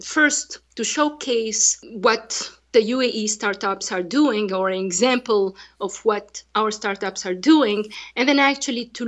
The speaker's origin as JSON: {"language": "English", "country": "Tunisia", "second_language": "English", "moved": "yes", "lives_now": "United Arab Emirates", "said": "I'm from Tunisia"}